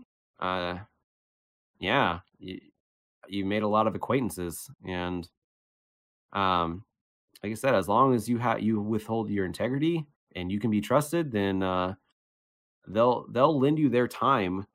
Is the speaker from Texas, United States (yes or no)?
no; Cincinnati, Ohio, United States; now in Las Vegas, United States; I'm from Cincinnati